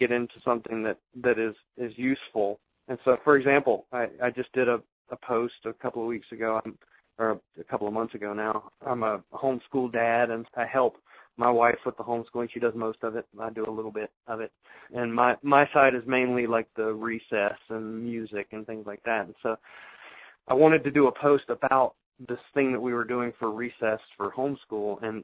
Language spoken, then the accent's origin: English; the South, United States; accent: southern; my southern accent